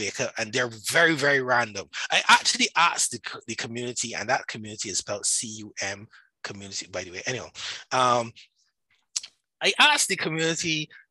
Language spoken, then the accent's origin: English; Barbados; accent: Barbadian; I am Barbadian. I live in Barbados. All like right now, I'm in Barbados. So that's where my accent comes from. And that's where the Bajan is. We call ourselves Bajans here.